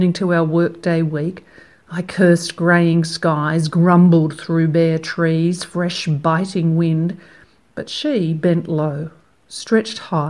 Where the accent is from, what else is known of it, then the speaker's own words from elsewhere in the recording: Australia; accent: Australian; I'm an Australian poet, as you can tell by my accent